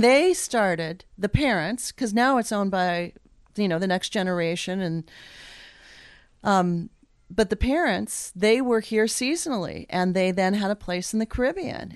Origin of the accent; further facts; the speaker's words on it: Anchorage, Alaska, United States; moved away as an adult; now in Juneau, United States; I grew up in Anchorage